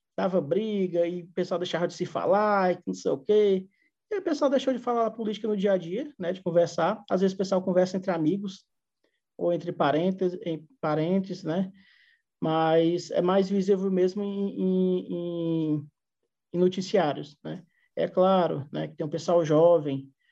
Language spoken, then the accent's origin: Portuguese; Fortaleza, Ceará, Brazil; moved away as an adult; now in Russia; eu sou de Fortaleza